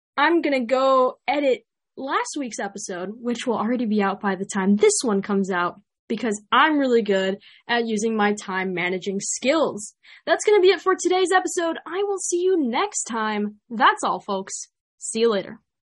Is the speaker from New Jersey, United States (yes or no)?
no; Chicago, Illinois, United States; accent: Chicago; my Chicago accent